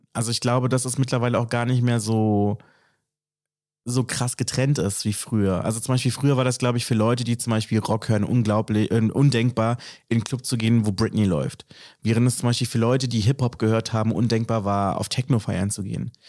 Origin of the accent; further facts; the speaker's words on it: Berlin, Germany; mich als Berliner identifiziere